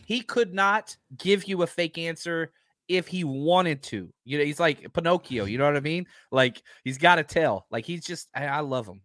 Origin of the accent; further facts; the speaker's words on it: Texas, United States; I'm from Texas